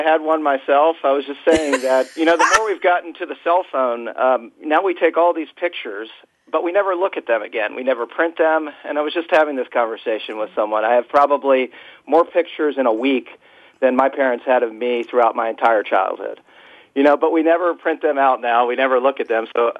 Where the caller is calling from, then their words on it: Washington, District of Columbia, United States; Yeah, I'm based and calling today from Washington, D.C.